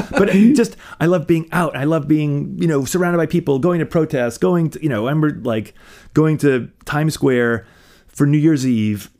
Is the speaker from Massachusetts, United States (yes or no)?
yes; Fairhaven, Massachusetts, United States; moved away; I grew up outside of New Bedford, down down in lovely Fairhaven, um, on on the south coast